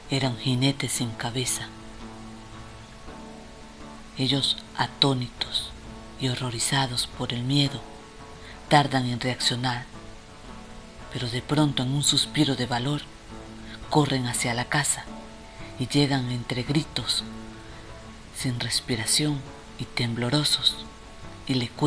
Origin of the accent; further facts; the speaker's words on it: Venezuela; de Venezuela y decidí compartir con ustedes este pequeño, este relato